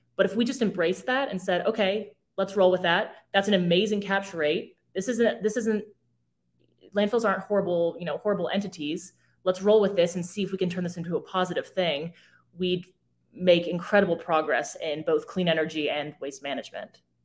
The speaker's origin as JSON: {"language": "English", "region": "Arizona", "country": "United States", "tie": "born or raised there", "moved": "yes", "said": "I grew up in Arizona"}